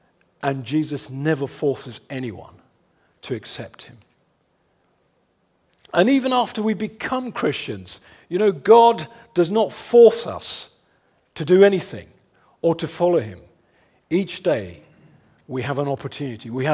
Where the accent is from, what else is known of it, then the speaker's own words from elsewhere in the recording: London, United Kingdom; my hometown in West London